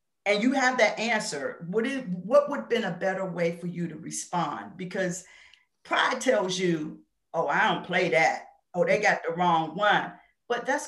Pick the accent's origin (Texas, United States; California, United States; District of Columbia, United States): District of Columbia, United States; Washington; growing up in the Washington, D.C. area and having a Southern background, because even though I lived in D.C.